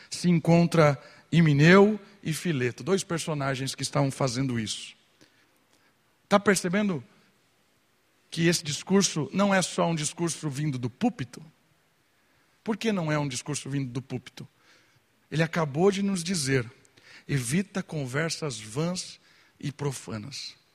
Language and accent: Portuguese; Brazil; a gente é brasileiro